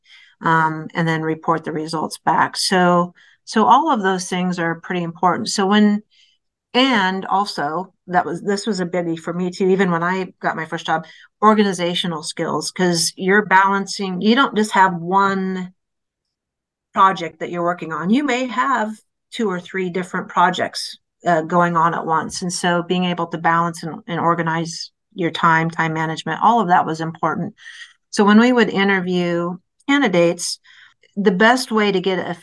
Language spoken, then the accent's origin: English; Iowa, United States; moved away; I'm originally from Iowa